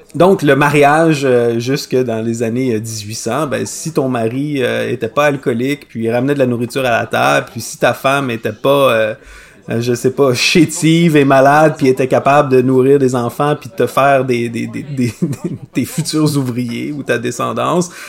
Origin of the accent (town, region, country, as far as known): Quebec, Canada; accent: Québécois